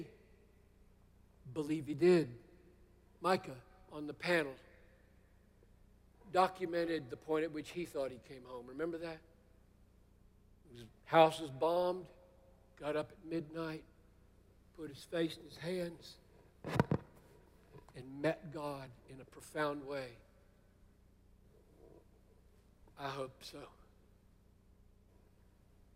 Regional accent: Greenville, South Carolina, United States; As a very young Southerner growing up in Greenville, South Carolina, 1950s and 60s

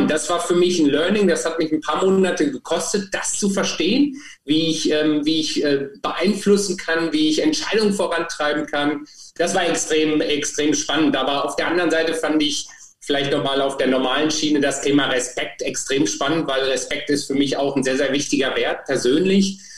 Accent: Germany; Insofern hatte ich es relativ einfach, fand ich für mich als Deutscher, auch wenn ich eigentlich für mich Europäer bin

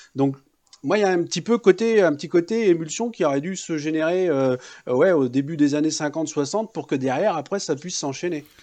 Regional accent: France; j'ai deux cultures. Euh, voilà, je suis né en France

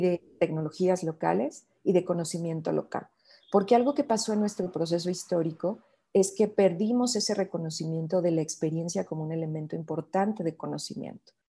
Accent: Sierra of the Mexican Bajío, Mexico; now in Mexico City, Mexico; soy de México, soy de la zona de la Sierra del Bajío mexicano.

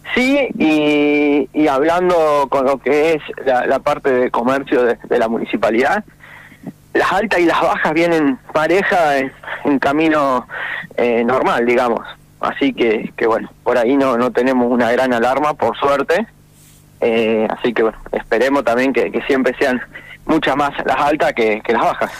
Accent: Argentina; como cualquier argentino

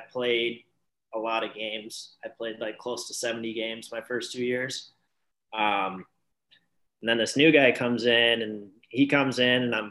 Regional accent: Grand Rapids, Michigan, United States; In Grand Rapids on the west side of Michigan

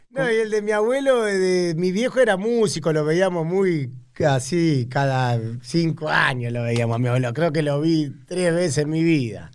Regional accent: Tigre, Buenos Aires Province, Argentina; also born or lived in Tortuguitas; de chiquito viví en Tigre y en Tortuguita mucho

